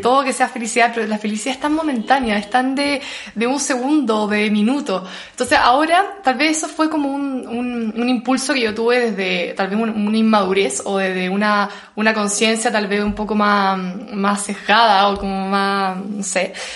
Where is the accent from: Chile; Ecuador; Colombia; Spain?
Chile; moved away as an adult; also born or lived in Australia / Bali; como buen chileno